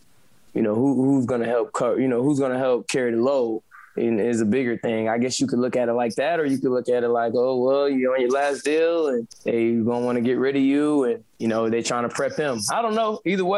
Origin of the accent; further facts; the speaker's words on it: Wisconsin, United States; I was born and raised in Wisconsin, went to college there, everything.